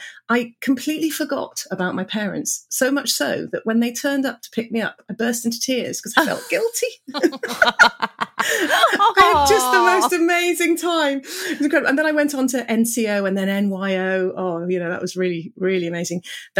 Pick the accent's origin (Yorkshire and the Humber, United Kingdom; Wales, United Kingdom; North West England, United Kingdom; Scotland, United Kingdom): Wales, United Kingdom; Cardiff; Well, I grew up in Cardiff